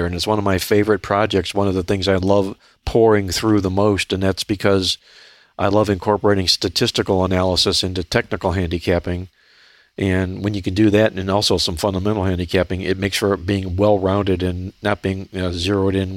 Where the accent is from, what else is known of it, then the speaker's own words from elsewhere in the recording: Cleveland, Ohio, United States; I was from Cleveland, Ohio